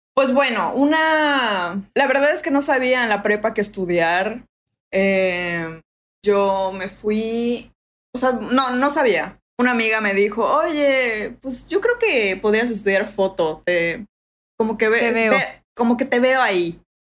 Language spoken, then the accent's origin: Spanish; Mérida, Yucatán, Mexico; accent: Yucatecan; also born or lived in England / France / Playa del Carmen; me regresé aquí a Mérida